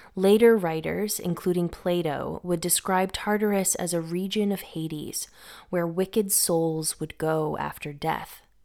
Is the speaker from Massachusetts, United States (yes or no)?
yes; Massachusetts, United States; now in Greece; I grew up in Massachusetts, which is in the Northeast United States